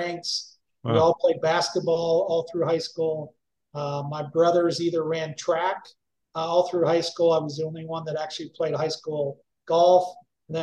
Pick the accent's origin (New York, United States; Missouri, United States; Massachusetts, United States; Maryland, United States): Missouri, United States; Kirksville; moved away; also born or lived in Utah / Madison, Wisconsin; we ended up moving back to Kirksville when I was about 7 years old, and really grew up our more informative years, grade school, high school, and some of my older brother's college in Missouri at that time